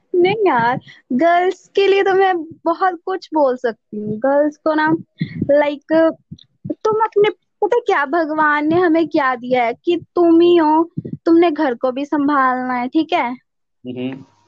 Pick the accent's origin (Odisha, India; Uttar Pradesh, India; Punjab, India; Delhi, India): Punjab, India; Mohali; कर रही हूँ मोहाली से